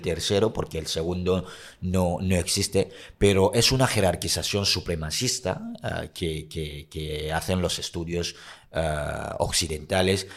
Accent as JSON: {"language": "Spanish", "country": "Cameroon", "moved": "yes", "said": "Soy africano de origen camerunés"}